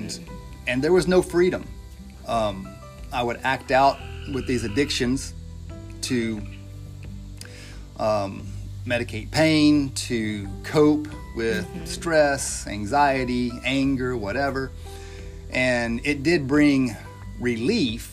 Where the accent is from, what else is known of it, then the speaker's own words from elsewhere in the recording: Searcy, Arkansas, United States; moved away; I'm from Searcy, about 2 hours north of here.